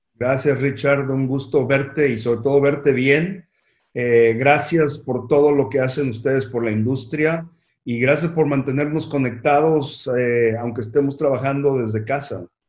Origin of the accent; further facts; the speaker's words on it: Mexico City, Mexico; yo nací en la Ciudad de México y, tengo un gran orgullo de, haber crecido en, México.